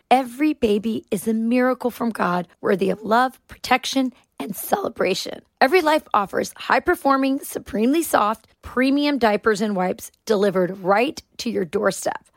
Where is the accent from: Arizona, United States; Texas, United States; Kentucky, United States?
Arizona, United States; moved away as an adult; now in Wisconsin, United States; In Arizona, my home state